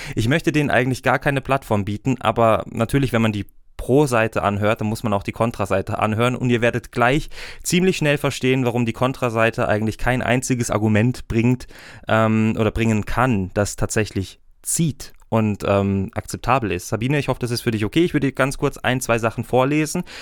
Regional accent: Germany; now in Switzerland; ich bin Deutscher, ich darf leider noch nicht abstimmen in der Schweiz

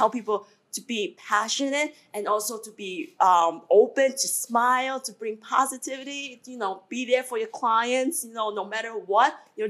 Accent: Taiwan; now in Garden City, United States; I grew up in Taiwan

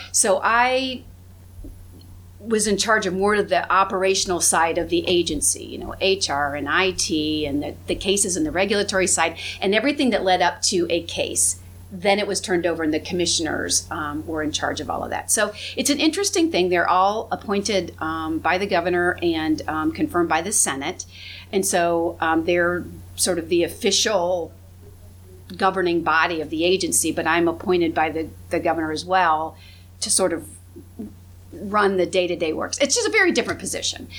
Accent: Findlay, Ohio, United States; I grew up in Hancock County, I grew up in Findlay, Ohio

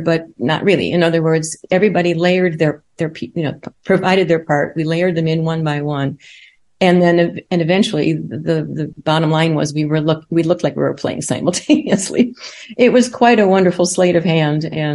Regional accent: Chicago, Illinois, United States; now in Emporia, United States; I was born and raised in Chicago and the Western suburbs

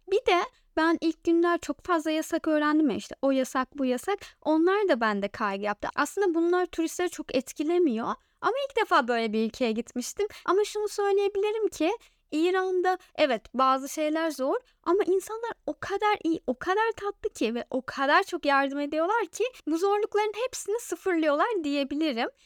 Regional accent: Turkey

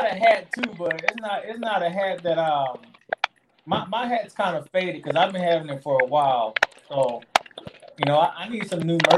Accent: the Show Me State, Missouri, United States; I'm from the Show Me State

